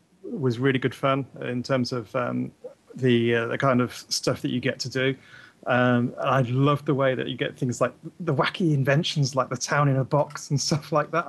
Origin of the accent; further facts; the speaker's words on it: England, United Kingdom; For me as an Englishman